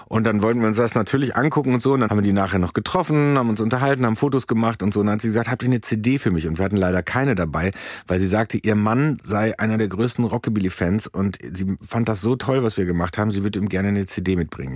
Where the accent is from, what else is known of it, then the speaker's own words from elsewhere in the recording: Soest, North Rhine-Westphalia, Germany; moved away; Soest ist quasi das Las Vegas von Deutschland, ja. direkt am Möhnesee